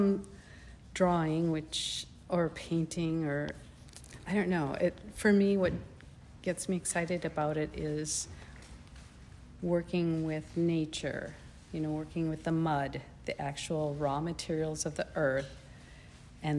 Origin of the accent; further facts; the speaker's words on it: Winona, Minnesota, United States; I'm from the area. I've lived in Winona.